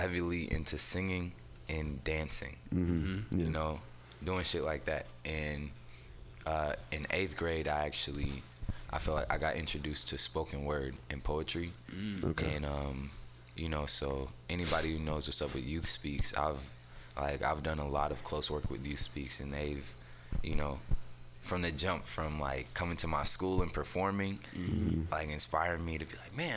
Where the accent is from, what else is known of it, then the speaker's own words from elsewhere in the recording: San Francisco, California, United States; also born or lived in Oakland; I'm from San Francisco. I was technically born in Oakland, but I was raised out here in San Francisco.